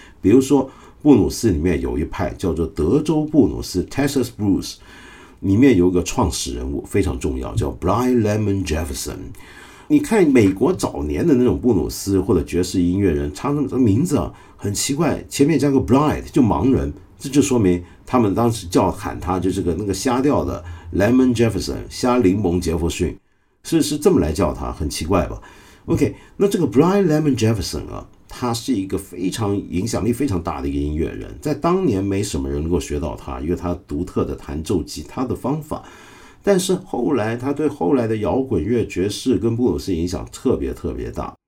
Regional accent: China; 我们中国人

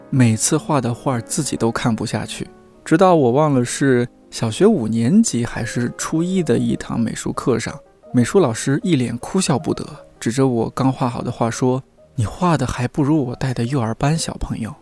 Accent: Shanxi, China; 身为一个山西人

